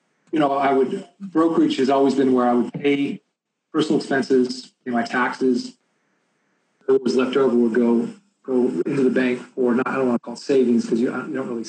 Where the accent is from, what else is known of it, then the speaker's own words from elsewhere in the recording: Bay Area, California, United States; I'm from the Bay Area